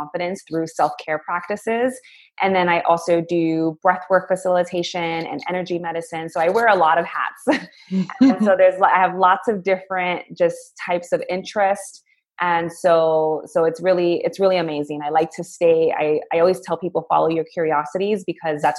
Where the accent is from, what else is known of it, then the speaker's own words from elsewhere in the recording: New York City, New York, United States; now in Orlando, United States; I am actually originally from New York City. I grew up in the Bronx, and I am currently in Orlando, Florida